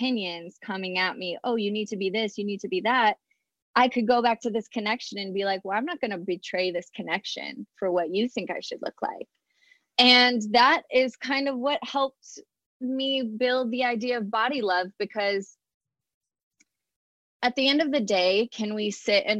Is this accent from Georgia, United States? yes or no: no; Colorado, United States; moved away as an adult; I was fresh from Colorado